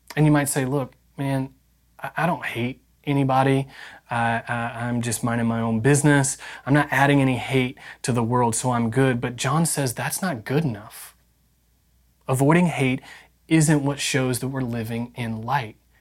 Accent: Indiana, United States; I grew up in Indiana

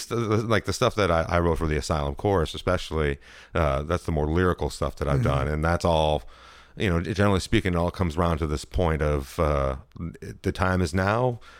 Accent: Moline, Illinois, United States; moved away as an adult; also born or lived in Chicago, Illinois; so I grew up in Moline, Illinois, which is about 3 hours west of Chicago. It's like in a community of about 100,000 people. But so I moved to Chicago and went to college

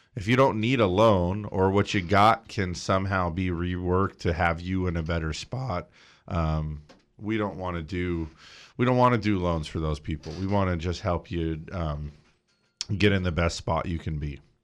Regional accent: Big Bear, California, United States; I grew up in Big Bear, okay, which is a resort community

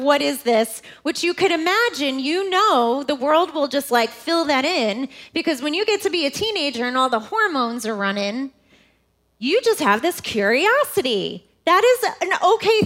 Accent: New York, United States; moved away as an adult; now in Indianapolis, United States; I'm from New York, right outside of New York City. I am a New Yorker.

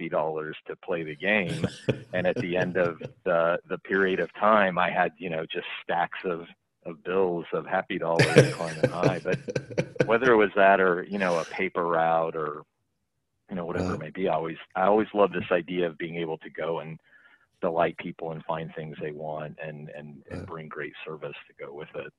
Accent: Stillwater, Oklahoma, United States; I grew up in Stillwater

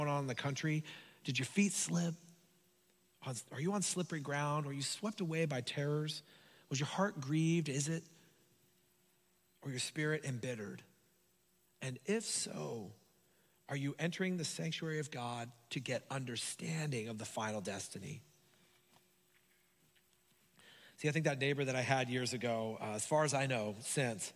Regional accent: Hayward, California, United States; I grew up in Hayward, like San Lorenzo area

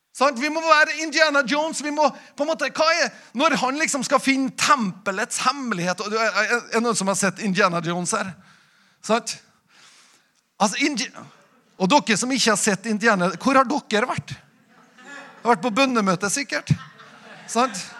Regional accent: Nordmøre, Møre og Romsdal, Norway; når vi kommer fra Nordmøre

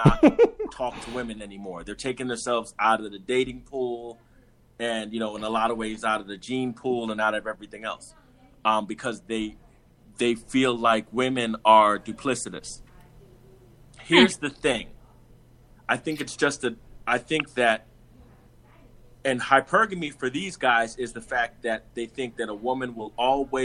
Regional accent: New York City, New York, United States; I'm from Brooklyn, New York. And before that, my entire family is Jamaican.

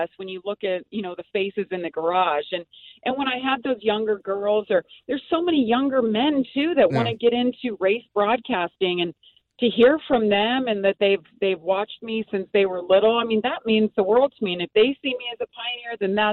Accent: United States; I grew up in Lake Tahoe

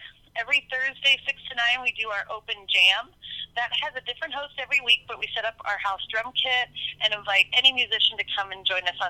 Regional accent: Philadelphia, Pennsylvania, United States; moved away as an adult; now in Ocean Beach, United States; A dear friend of mine, Lisa, who I grew up with in Philadelphia and who got me to Ocean Beach in 2002

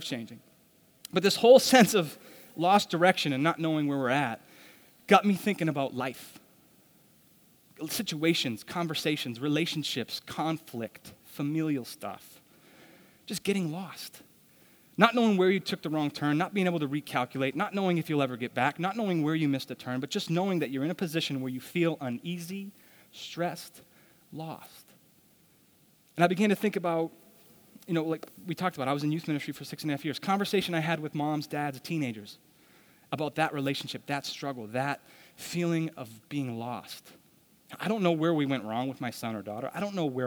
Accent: Douglas, Massachusetts, United States; I grew up in Douglas, Massachusetts

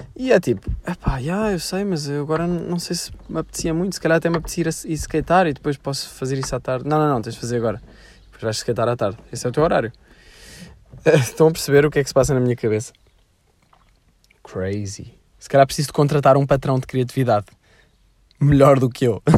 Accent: Sintra, Lisbon, Portugal; eu sempre fui de Sintra

